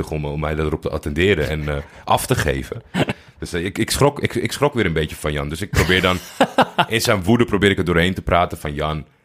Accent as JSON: {"language": "Dutch", "town": "Haarlem", "region": "North Holland", "country": "Netherlands", "tie": "born there", "said": "Uit Haarlem. Weten niet veel mensen. Ja, is nee. geboren in Haarlem."}